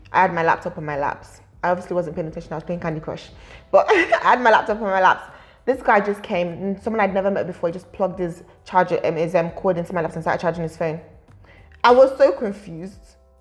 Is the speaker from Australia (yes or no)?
no; United Kingdom; also born or lived in Nigeria; As much as I'm Nigerian, I'm also British